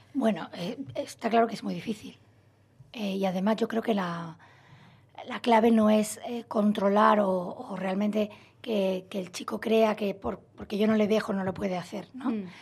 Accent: Málaga, Andalusia, Spain; moved away as an adult; also born or lived in Madrid; yo soy de Málaga, estudié en Madrid la carrera, me he trasladado muchas veces de ciudad

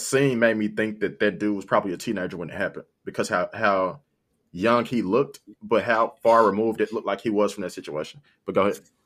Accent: South Haven, Michigan, United States; I'm from South Haven. South Haven is, like, majority white

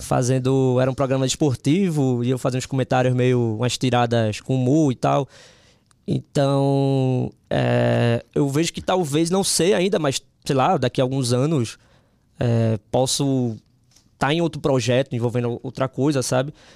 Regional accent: Northeast Region, Brazil

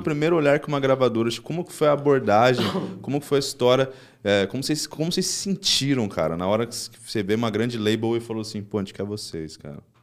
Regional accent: São José dos Campos, São Paulo, Brazil; Eu sou de São José dos Campos

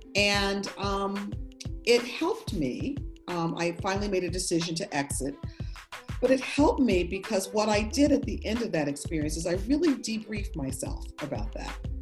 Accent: Buffalo, New York, United States; moved away; I grew up, I was born in Buffalo, New York

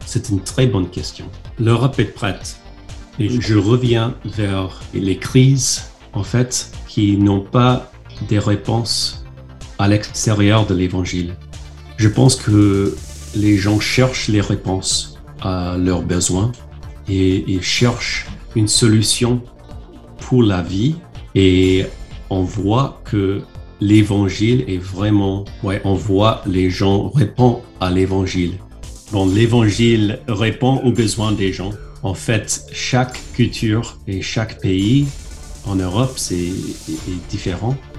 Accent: United States; French is a second language; moved away as an adult; now in France; En tant qu'Américaine

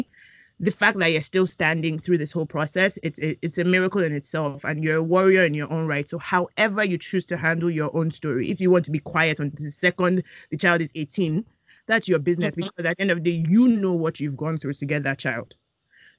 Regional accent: Nigeria; a Nigerian woman

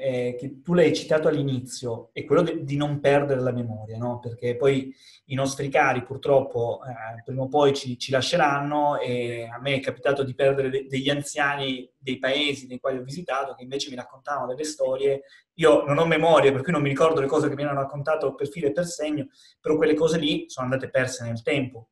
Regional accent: Calabria, Italy; in Calabria, eh, che come sai è la mia terra nativa

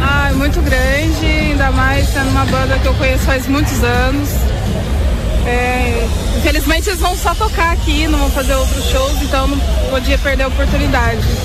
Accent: Mogi Guaçu, São Paulo, Brazil; vim do interior de São Paulo. Qual cidade? Mogi Guaçu

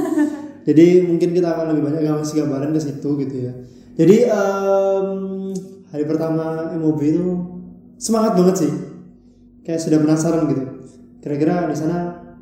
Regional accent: Balikpapan, East Kalimantan, Indonesia; moved away as an adult; now in Surabaya, Indonesia; aku asalnya dari kota Balikpapan, Kalimantan Timur

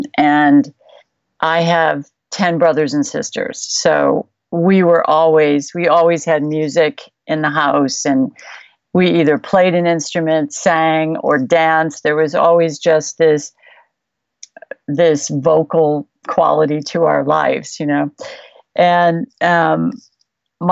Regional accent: Chicago, Illinois, United States; now in California, United States; I grew up in Chicago

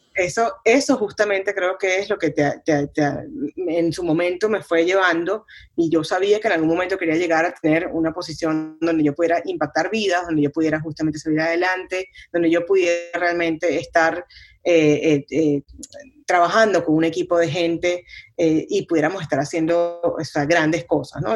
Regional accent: Venezuela; mi, mi país, eh, donde, donde crecí en Venezuela

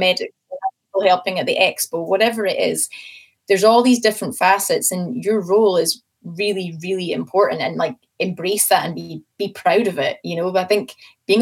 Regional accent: Scotland, United Kingdom; I'm Scottish

